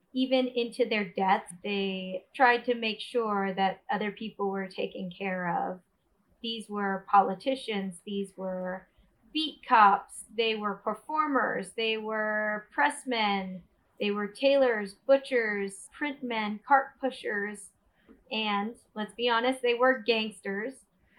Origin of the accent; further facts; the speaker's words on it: Deep South, United States; also born or lived in New York; now in Austin, United States; Not from New York I grew up in the Deep South. I lived in New York for about 4 or 5 years in pursuit of theater. And then I eventually found myself moving to Austin, Texas, where I've been for the past